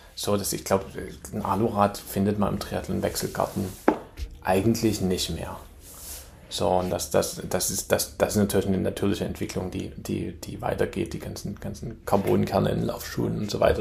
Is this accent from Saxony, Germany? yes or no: yes; Chemnitz, Saxony, Germany; moved away as an adult; now in New York, United States; ich komme aus Chemnitz, Chemnitz-Tal